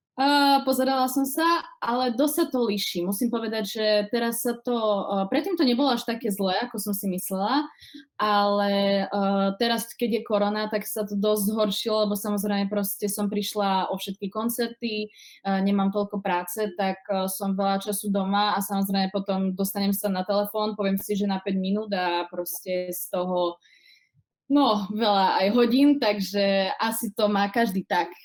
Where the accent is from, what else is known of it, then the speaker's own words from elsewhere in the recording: Košice, Košice Region, Slovakia; moved away as an adult; now in Prague, Czech Republic; momentálne pochádzam z Košic, uh, zo Slovenska, ako môžete počuť, ale uh, žijem už 7 rokov v Prahe